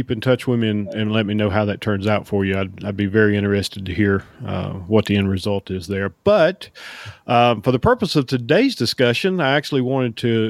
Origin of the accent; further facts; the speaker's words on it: North Carolina, United States; moved away as an adult; now in Georgia, United States; I grew up in North Carolina where they had the same law. Now, I don't know if it's still in place in North Carolina, but I moved to Georgia in 1998